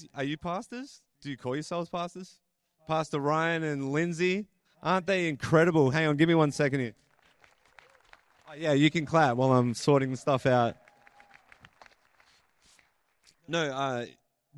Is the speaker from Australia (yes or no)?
yes; Australia; accent: Australian; now in Canada; why does this guy sound like an Australian? I was born in Australia.